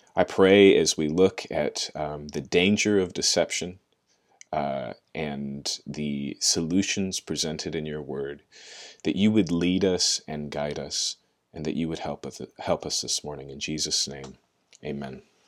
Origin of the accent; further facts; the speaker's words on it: United States; maybe even more so as Americans, and maybe even more so as American Christians